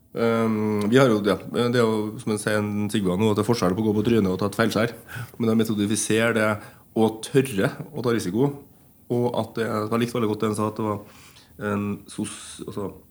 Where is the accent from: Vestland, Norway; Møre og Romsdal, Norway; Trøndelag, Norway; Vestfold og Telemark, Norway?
Trøndelag, Norway; Ytterøya; en festival på Yndrøya som der jeg kommer fra